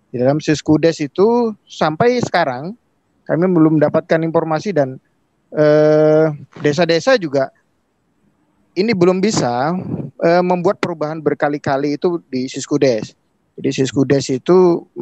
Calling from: East Kalimantan, Indonesia; Kami dari Kutai Timur, di Kalimantan hmm. Timur.

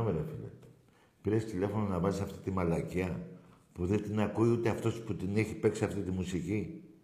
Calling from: Nea Filadelfeia, Attica, Greece; Ε, καταρχήν … από Νέα Φιλαδέσια.

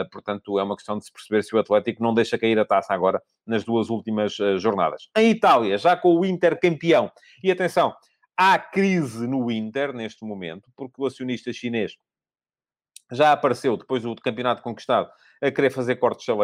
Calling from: Cape Verde; Sou de Cabo Verde, aqui também aconteceu o mesmo.

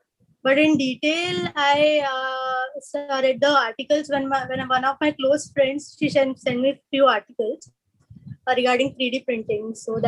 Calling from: Mumbai, Maharashtra, India; Yeah, I'm coming from Mumbai. I'm an orthodontist profession and I have my private clinic in Mumbai itself.

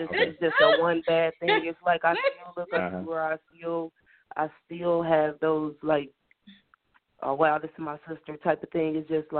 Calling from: Indianapolis, Indiana, United States; I'm calling from Indianapolis.

